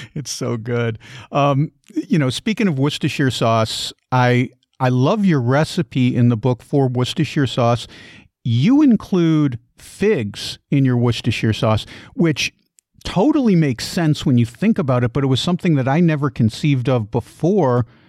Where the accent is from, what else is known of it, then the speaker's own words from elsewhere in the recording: Midwest, United States; I grew up in the Midwest